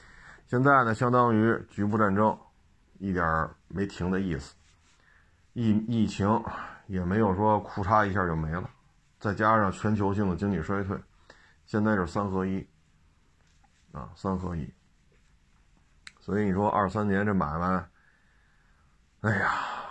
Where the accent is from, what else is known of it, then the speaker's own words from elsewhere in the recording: China; 接下来的压力就要由我们中国人来承担了